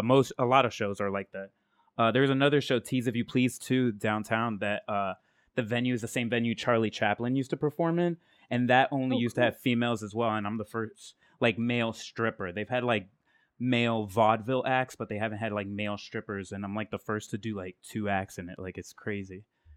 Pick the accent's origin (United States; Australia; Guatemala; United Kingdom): Guatemala